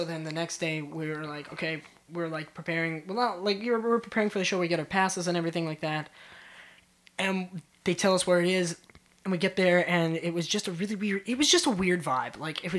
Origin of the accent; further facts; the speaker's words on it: Winnipeg, Manitoba, Canada; We're from Winnipeg.